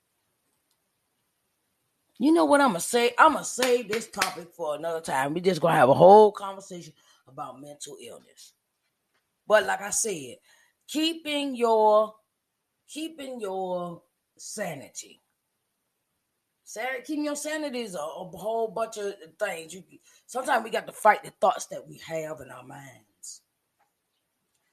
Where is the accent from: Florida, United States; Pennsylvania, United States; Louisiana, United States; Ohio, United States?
Pennsylvania, United States; Uniontown; I am from Uniontown, Pennsylvania, 45 minutes outside of Pittsburgh, Pennsylvania, in the United States of America